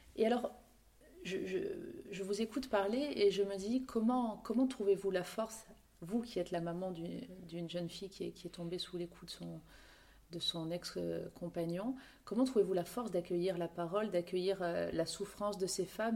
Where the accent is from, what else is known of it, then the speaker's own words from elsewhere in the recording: Corsica, France; chez nous, en Corse